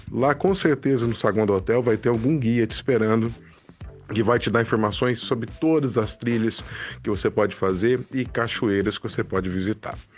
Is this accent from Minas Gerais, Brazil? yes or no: yes; Poços de Caldas, Minas Gerais, Brazil; Cidade aonde eu nasci, aonde eu fui criado e aonde eu vivo